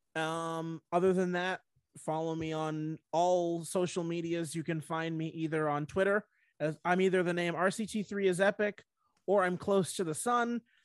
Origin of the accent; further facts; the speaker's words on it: Washington, United States; my home state of Washington